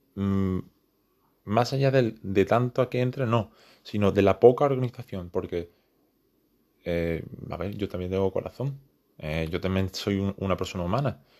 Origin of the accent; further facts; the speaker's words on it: Spain; soy español